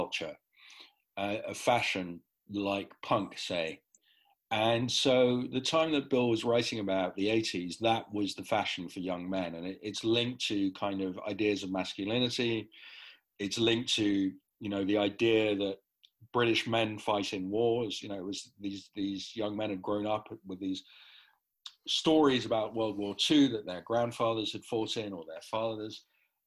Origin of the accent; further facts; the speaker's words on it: Netherlands; I grew up in Holland. I'm not Dutch, but I grew up with Dutch football